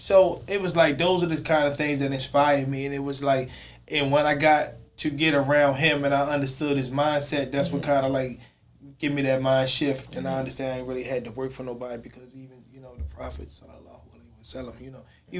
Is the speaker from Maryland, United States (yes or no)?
yes; Baltimore, Maryland, United States; growing up in West Baltimore